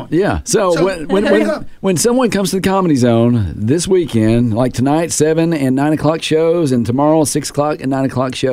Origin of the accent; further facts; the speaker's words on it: Southern California, United States; I'm from Southern California